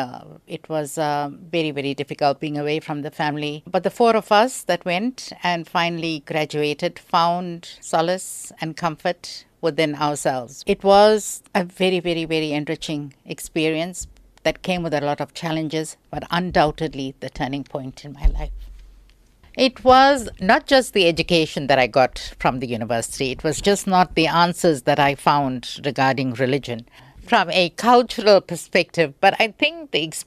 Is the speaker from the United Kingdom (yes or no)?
no; South Africa; I'm a South African